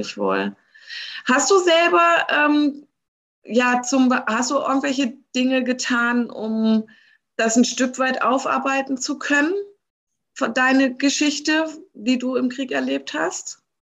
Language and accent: German; Germany; mich als Deutsche